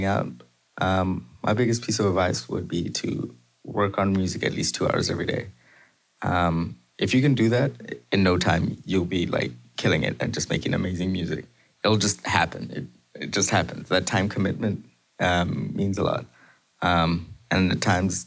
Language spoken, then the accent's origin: English; Zimbabwe; now in Canada; I was born in Zimbabwe, but I've been living in Canada for almost the last decade, last 9 years